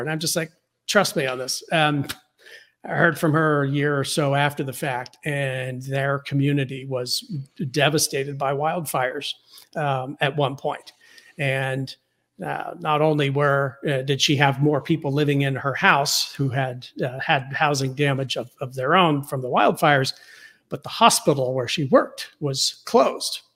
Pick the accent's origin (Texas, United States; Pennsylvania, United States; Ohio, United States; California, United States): Pennsylvania, United States; Pittsburgh; when I was growing up in Pittsburgh